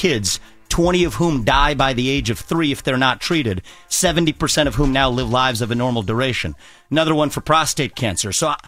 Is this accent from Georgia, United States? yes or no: no; Cincinnati, Ohio, United States; I was born in Cincinnati, Ohio. That's right.